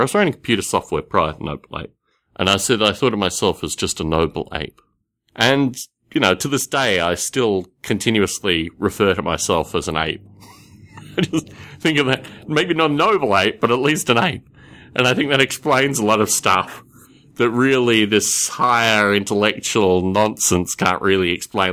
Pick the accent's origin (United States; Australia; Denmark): Australia; The environment that I grew up in Australia was, in one sense, quite idyllic